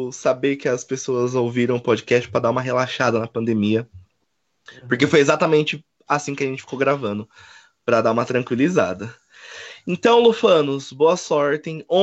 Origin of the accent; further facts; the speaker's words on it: Salvador, Bahia, Brazil; eu sou de Salvador, é, tenho 26